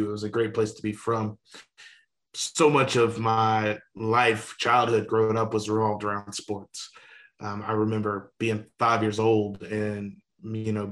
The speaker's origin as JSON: {"language": "English", "region": "Louisiana", "country": "United States", "tie": "born or raised there", "said": "Uh, yeah, so I grew up in Louisiana."}